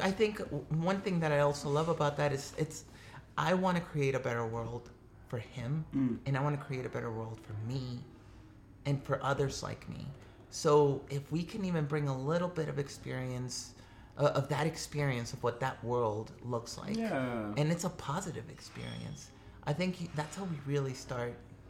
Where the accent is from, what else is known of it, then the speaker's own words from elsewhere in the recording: Mexico; No, so I'm an immigrant from Mexico.